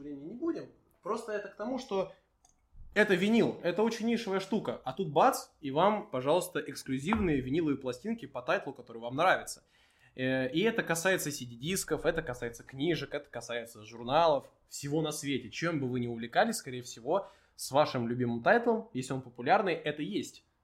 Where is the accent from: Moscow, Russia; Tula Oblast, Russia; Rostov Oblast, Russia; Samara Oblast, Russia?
Moscow, Russia; мы москвичи, пишем в Москве